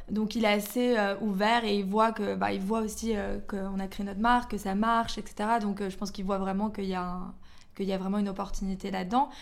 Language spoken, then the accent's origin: French; Belgium; moved away as an adult; also born or lived in London; je suis belge. Euh, j'ai vécu en Belgique jusqu'à mes 18 ans. Ensuite, après, je suis partie à Londres.